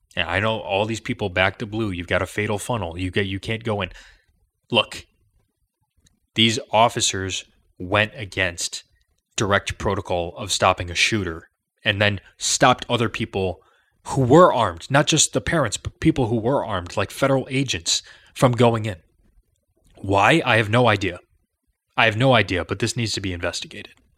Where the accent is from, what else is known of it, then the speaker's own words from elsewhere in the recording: Chicago, Illinois, United States; I'm from Chicago.